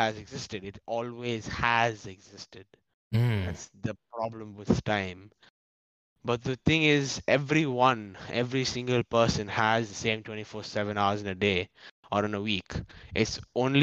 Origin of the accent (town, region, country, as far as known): India